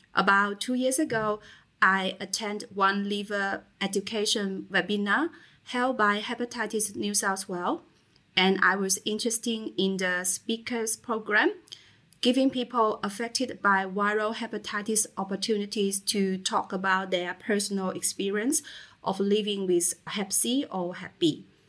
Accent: China; moved away as an adult; now in Australia; When I was 23 years old, I came to Australia from China for further study. I decided to stay in Australia after graduation.

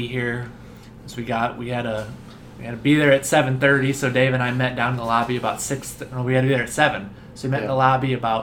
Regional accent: Iowa, United States; we're from Iowa

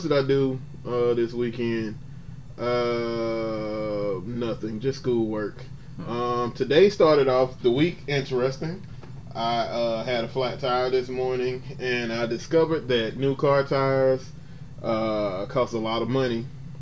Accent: Atlanta, Georgia, United States; moved away as an adult; now in Washington, D.C., United States; I'm originally from Atlanta, Georgia.

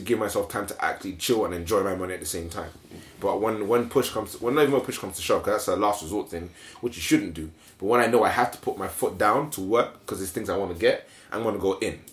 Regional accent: Nigeria; now in United Kingdom; when I grew up in Nigeria, I saw battles between family members for money and inheritance

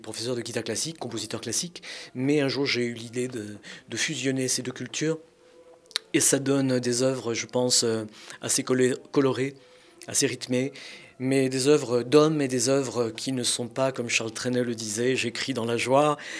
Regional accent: France; Je suis français de naissance, de culture, d'âme fière de l'être, mais je suis espagnol de sang

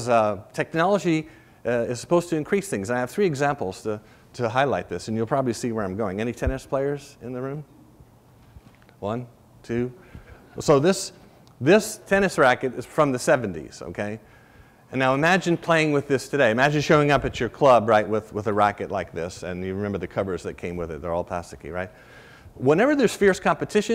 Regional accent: Rhode Island, United States; I grew up in Rhode Island

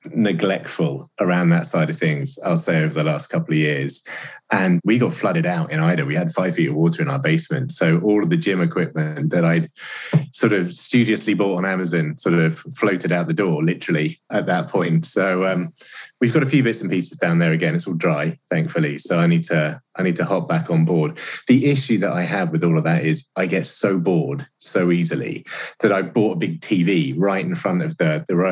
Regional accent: United Kingdom; moved away as an adult; now in United States; as a Brit in the US

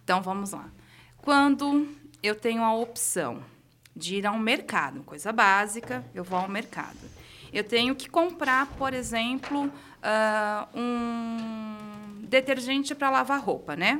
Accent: Caraguatatuba, São Paulo, Brazil; moved away as an adult; Eu cresci no litoral norte de São Paulo, em Caraguatatuba.

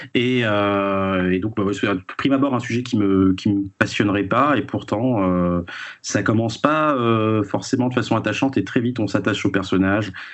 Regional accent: France; chez nous en France

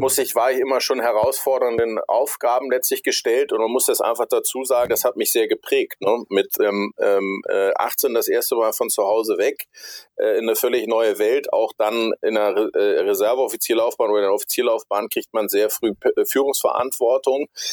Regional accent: Hamburg, Germany; Bin aus Hamburg, bin Hamburger, bin hier bis auf meine Zeit äh, bei der Bundeswehr und zum Studium nie so richtig wirklich weggekommen.

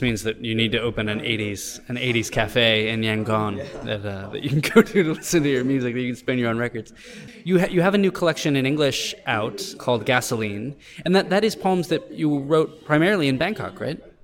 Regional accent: United States; myself visiting uh, Vietnam as an American

